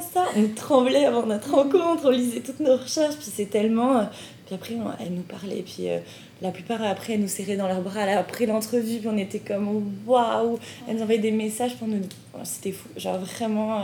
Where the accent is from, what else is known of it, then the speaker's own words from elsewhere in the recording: France; moved away as an adult; now in Montreal, Canada; en tant que famille immigrante, bah on, est Des, on, est on est française